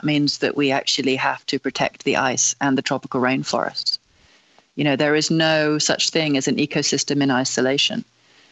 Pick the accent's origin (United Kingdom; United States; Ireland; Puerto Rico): United Kingdom; England; as an English person